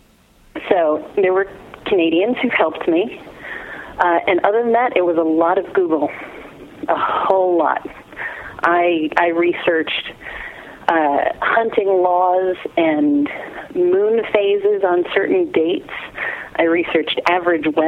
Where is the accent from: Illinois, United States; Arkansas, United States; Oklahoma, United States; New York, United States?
New York, United States; Long Island; moved away as an adult; now in Phoenix, United States; I grew up in New York on Long Island. I lived there for 23 years.